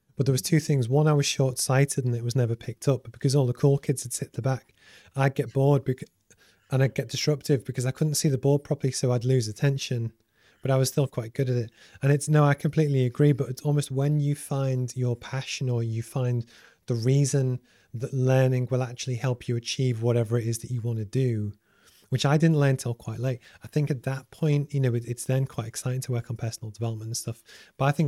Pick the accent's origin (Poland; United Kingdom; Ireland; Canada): United Kingdom; Liverpool, North West England; I grew up in Liverpool and football is massive